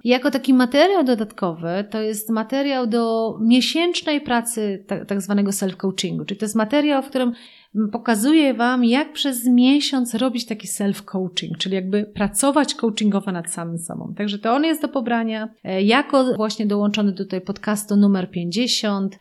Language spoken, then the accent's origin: Polish; Poland; my jako Polacy